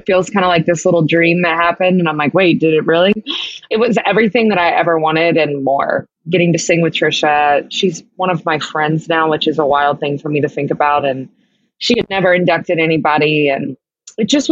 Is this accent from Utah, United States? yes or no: no; Kentucky, United States; I grew up in Kentucky